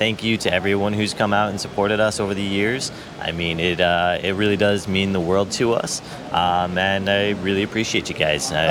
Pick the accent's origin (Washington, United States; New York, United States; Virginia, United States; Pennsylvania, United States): New York, United States; We're both from New York, and we actually came to Kentucky to hang out.